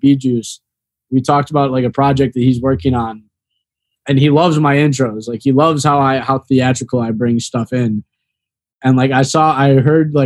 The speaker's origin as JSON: {"language": "English", "area": "the Chicagoland area", "region": "Northwest Indiana", "country": "United States", "moved": "as an adult", "lives_now": "Florida, United States", "said": "I'm from Northwest Indiana, the Chicagoland area"}